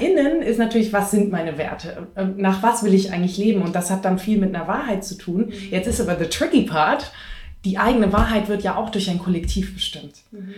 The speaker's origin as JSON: {"language": "German", "town": "Munich", "region": "Bavaria", "country": "Germany", "tie": "born or raised there", "also_born_or_lived": "Greece", "said": "halb Griechin, in Griechenland geboren und in Bayern groß geworden, als Münchner Kindl"}